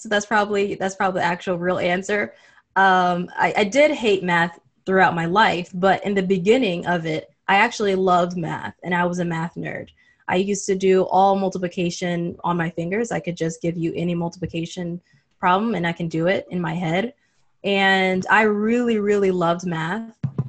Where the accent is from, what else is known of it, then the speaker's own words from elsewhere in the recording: Saudi Arabia; And I grew up in Saudi Arabia. So that was another thing that really fueled it, where I was the only African-American in the entire school.